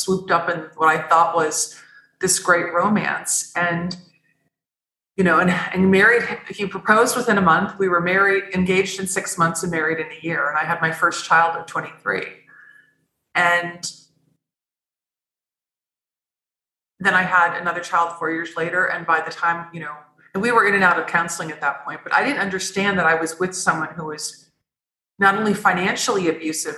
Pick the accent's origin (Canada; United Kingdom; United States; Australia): United States; Midwest; I grew up in the Midwest of the United States on Lake Michigan